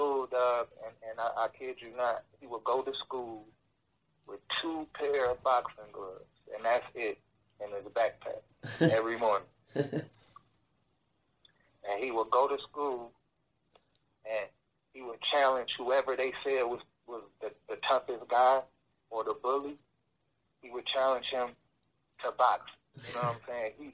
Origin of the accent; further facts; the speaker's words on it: Detroit, Michigan, United States; also born or lived in Oak Park, Michigan; we moved from Detroit to Oak Park